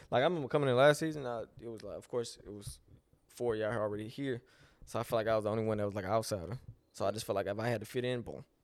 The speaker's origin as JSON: {"language": "English", "town": "Lake Charles", "region": "Louisiana", "country": "United States", "said": "I'm from Lake Charles, Louisiana."}